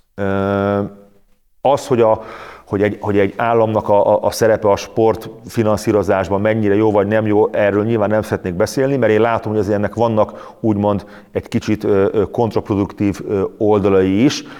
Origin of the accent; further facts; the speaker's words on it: Hungary; én is vidékről jöttem